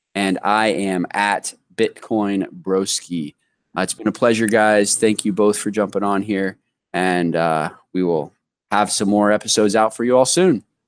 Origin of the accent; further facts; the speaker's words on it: Columbus, Ohio, United States; now in Florida, United States; I was born in Columbus